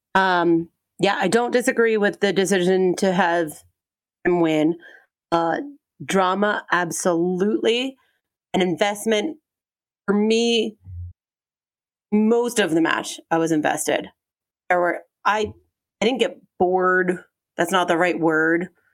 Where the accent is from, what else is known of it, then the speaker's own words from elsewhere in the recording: Aurora, Colorado, United States; No, Aurora, Colorado.